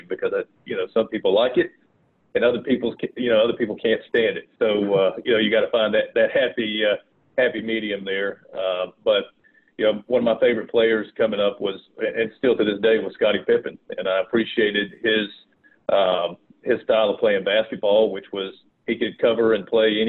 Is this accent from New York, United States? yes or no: no; Rock Hill, South Carolina, United States; accent: Southern; also born or lived in Fort Mill, South Carolina; grew up in a little area called Rock Hill, South Carolina. And then when I was 15, I moved to Fort Mill, South Carolina